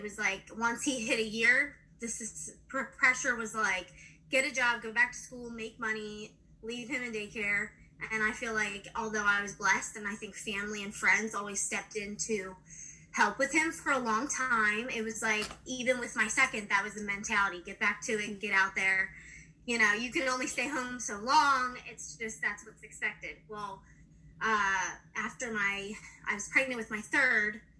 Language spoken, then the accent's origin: English; New Jersey, United States; I'm from New Jersey